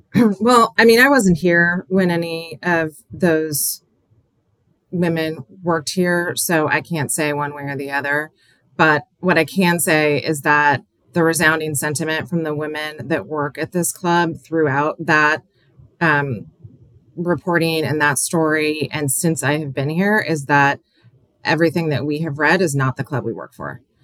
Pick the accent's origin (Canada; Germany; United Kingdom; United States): United States; Aloha, Oregon; moved away as an adult; also born or lived in Portland, Oregon / New York / Washington; I'm from Oregon, but I live in New York or I live in Washington